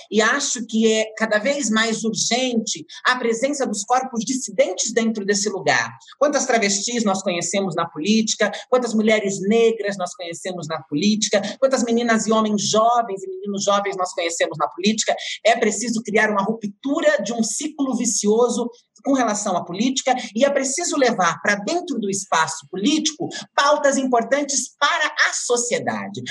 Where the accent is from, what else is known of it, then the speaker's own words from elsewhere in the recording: Francisco Morato, São Paulo, Brazil; eu nasci em Francisco Morato, Franco da Rocha, depois me criei em Francisco Morato, região periférica da cidade de São Paulo, metropolitana